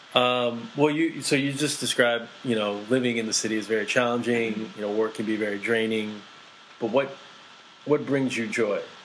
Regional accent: East Coast, United States; I grew up in the East Coast. So, in the East Coast, uh, where I grew up was predominantly Korean Americans.

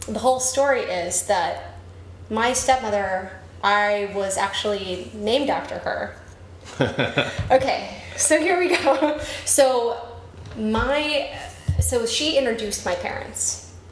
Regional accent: Arlington, Texas, United States; moved away; I grew up in Arlington, Texas, which is right in between Dallas and Fort Worth

